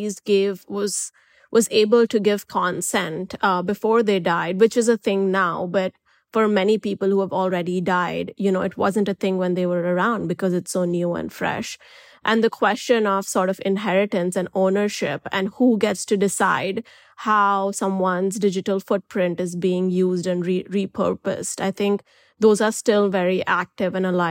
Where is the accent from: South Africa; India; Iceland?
India; I'm an Indian journalist, and where I come from